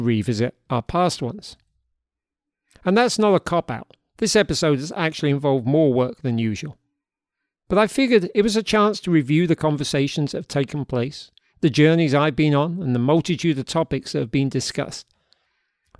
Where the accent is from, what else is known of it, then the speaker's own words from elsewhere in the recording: London, United Kingdom; now in Hudson Valley, United States; We grew up together in South London